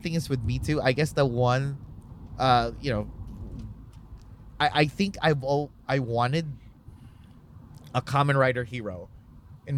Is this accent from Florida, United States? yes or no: no; New Jersey, United States; since I'm from Jersey and I'm, like, right across the bridge